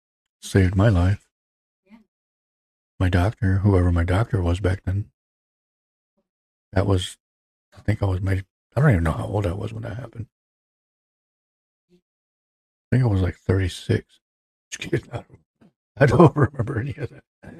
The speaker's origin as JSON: {"language": "English", "country": "Netherlands", "tie": "born or raised there", "said": "anybody that knows me from growing up in Holland, you probably all saw it anyways."}